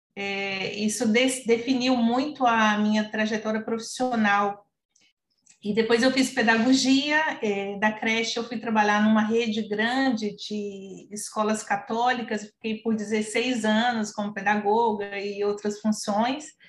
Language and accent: Portuguese; Minas Gerais, Brazil; now in Rio de Janeiro, Brazil; Eu estou no Rio de Janeiro, mas eu sou mineira. Meu coração agora é carioca, mas eu sou de Minas Gerais.